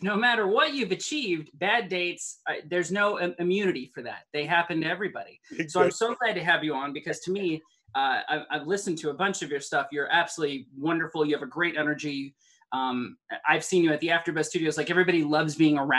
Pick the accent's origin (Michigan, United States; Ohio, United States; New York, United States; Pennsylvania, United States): Ohio, United States; Cleveland; now in Los Angeles, United States; I grew up in Cleveland.